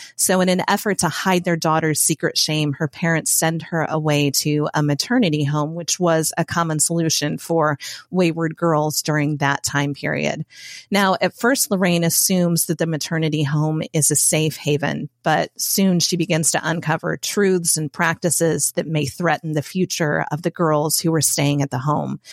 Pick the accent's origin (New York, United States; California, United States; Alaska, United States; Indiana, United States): Indiana, United States; moved away as an adult; also born or lived in Matthews, North Carolina; now in North Carolina, United States; I'm from Indiana. It's where I spent nearly forty years of my life